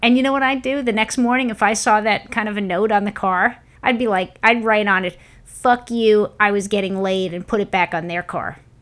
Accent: New York, United States; moved away; growing up in New York

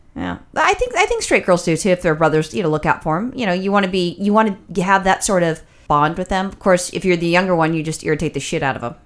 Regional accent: Los Angeles, California, United States; I'm born and raised in Los Angeles

